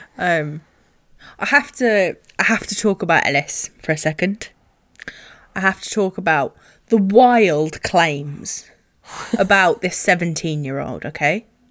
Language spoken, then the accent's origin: English; England, United Kingdom; being English